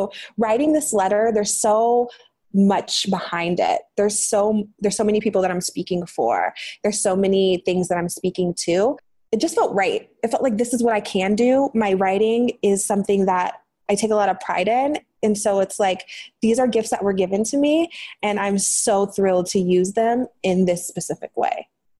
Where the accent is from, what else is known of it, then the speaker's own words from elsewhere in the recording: Green, Ohio, United States; moved away as an adult; Green, Ohio, the suburb in Ohio.